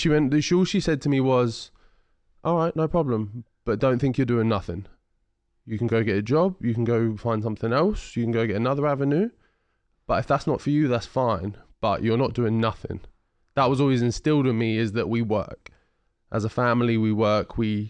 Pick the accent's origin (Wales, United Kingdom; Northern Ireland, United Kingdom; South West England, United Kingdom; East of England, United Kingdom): East of England, United Kingdom; Ipswich; And I'm from Ipswich, which is a predominantly white area.